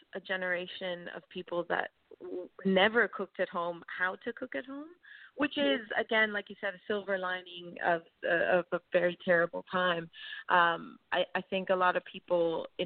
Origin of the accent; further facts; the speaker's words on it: Miami, Florida, United States; moved away as an adult; also born or lived in California; now in Australia; I'm from the U.S. Yeah, I was born in Miami, Florida